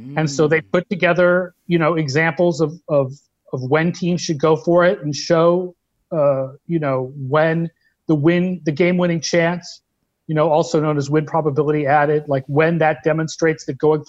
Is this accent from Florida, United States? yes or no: no; Sharon, Massachusetts, United States; I grew up in Sharon, Massachusetts, which is next to Foxborough